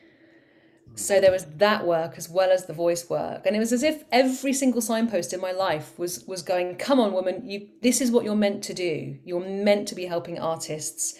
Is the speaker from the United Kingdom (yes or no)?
yes; Cornwall, South West England, United Kingdom; I'm from Cornwall, and down in Cornwall we say proper job to everything